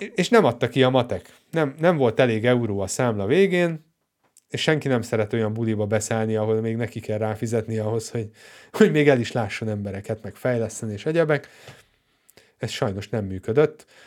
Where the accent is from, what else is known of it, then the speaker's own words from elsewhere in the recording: Hungary; magyar vagyok